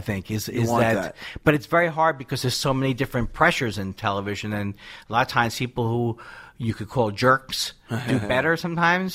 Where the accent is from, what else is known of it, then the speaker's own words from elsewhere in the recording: New York City, New York, United States; moved away; I'm from Queens, New York